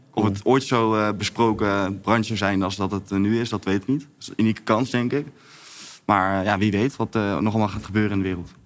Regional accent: Bergen op Zoom, North Brabant, Netherlands; now in Amsterdam, Netherlands; ik ben geboren in Berg op Zoom

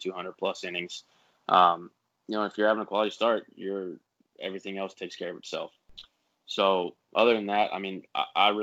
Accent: Pittsburgh, Pennsylvania, United States; accent: southern twang; moved away; I was born in Pittsburgh

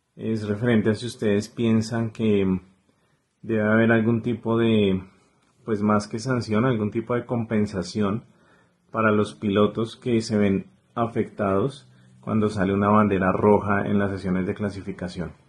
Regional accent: Bogotá, Colombia; soy de Bogotá, Colombia

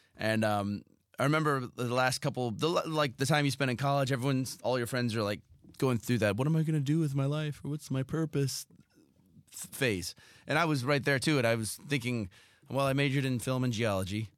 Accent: Southern California, United States; I grew up in Southern California

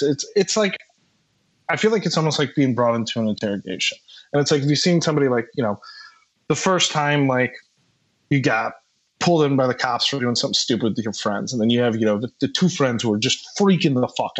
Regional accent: Midwest, United States; as a Midwesterner, like growing up

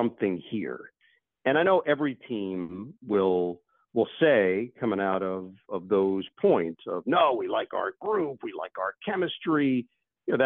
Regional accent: New York City, New York, United States; having grown up in New York, I grew up in Queens. I grew up 10 minutes from Shea Stadium

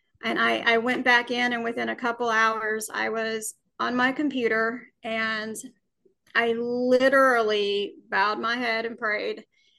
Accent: Alabama, United States; Well, I was born and raised in Alabama.

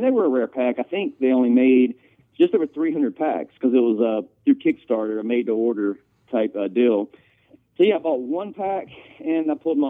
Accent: Georgia, United States; now in Greenville, United States; I grew up in Georgia. It's a Georgia phone number, but I live in South Carolina, Greenville, South Carolina.

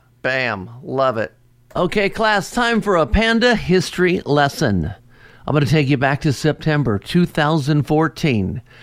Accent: Cincinnati, Ohio, United States; recorded right here in my hometown of Cincinnati

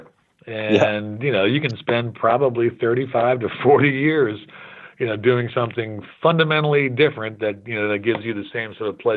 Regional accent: Cleveland, Ohio, United States; I grew up in Cleveland, and Jim Brown was our hero

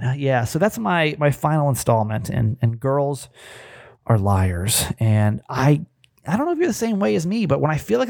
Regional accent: Georgia, United States; moved away; I'm from Georgia originally

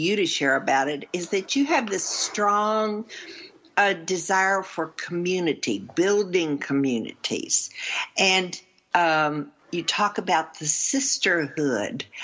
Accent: the South, United States; I'm only from the South

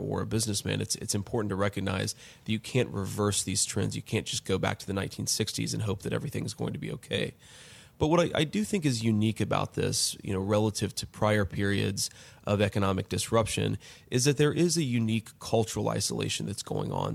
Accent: Middletown, Ohio, United States; born or raised there

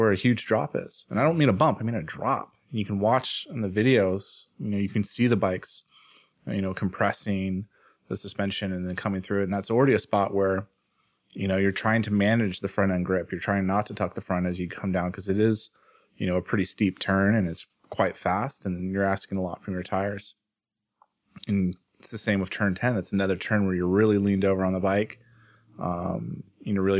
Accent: United States; as an American

